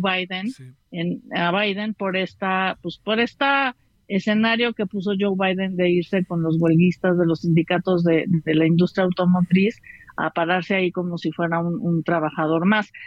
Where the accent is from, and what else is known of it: Mexico